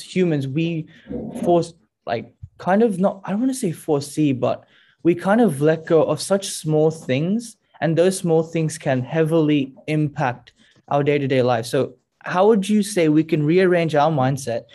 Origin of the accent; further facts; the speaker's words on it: Australia; as an Australian